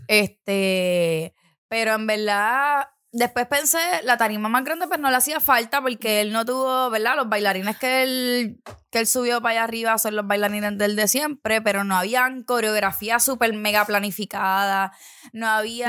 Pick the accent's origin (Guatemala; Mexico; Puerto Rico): Puerto Rico; San Juan; tengo estas amistades, somos de Santurce